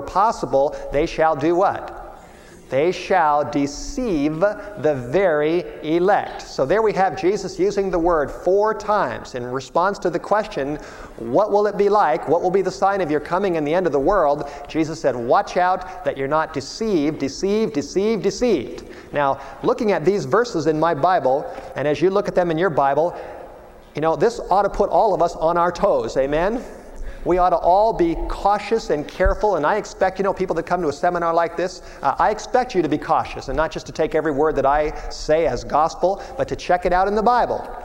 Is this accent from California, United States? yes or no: yes; Los Angeles, California, United States; born or raised there; moved away as an adult; also born or lived in Michigan